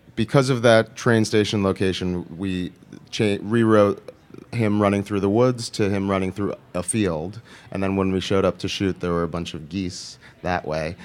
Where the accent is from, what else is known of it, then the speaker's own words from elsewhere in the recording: New York, United States; also born or lived in Los Angeles; I'm from New York